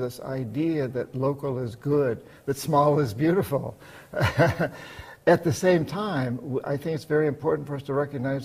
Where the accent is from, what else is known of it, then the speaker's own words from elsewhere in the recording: United States; also born or lived in Washington State; I'm American